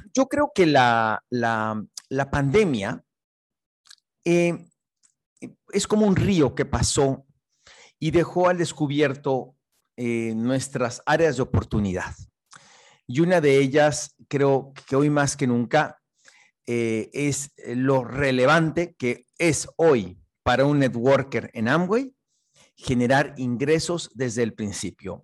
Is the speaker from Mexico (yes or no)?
yes; Mexico; soy un bambuzote mexicano